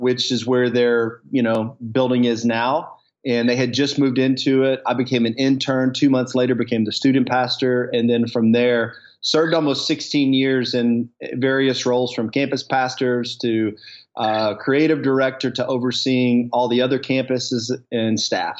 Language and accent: English; the South, United States; moved away as an adult; also born or lived in Dallas, Texas; now in Coeur d'Alene, United States; growing up in the South in around more rural air, areas